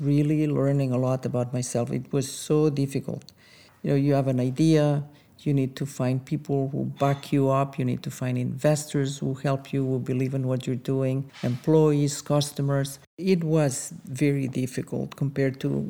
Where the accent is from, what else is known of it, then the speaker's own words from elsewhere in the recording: Andorra; moved away as an adult; also born or lived in France; now in United States; I am from a very small country called Andorra